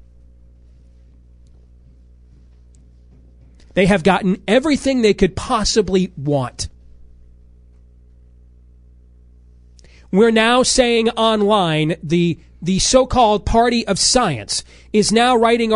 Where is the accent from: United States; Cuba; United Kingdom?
United States; Iowa; my home state